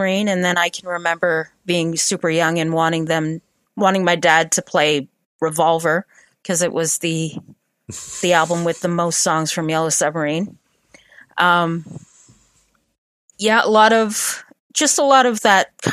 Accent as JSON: {"language": "English", "town": "Sarnia", "region": "Ontario", "country": "Canada", "moved": "yes", "said": "I'm originally from Sarnia, right on the border there"}